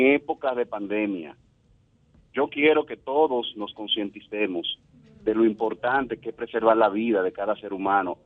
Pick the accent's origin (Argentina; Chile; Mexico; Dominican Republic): Dominican Republic; Nosotros, como dominicanos